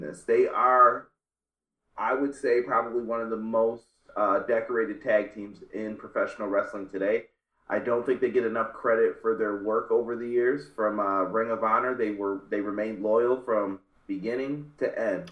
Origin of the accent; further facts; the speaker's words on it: Northeast, United States; I grew up in the Northeast.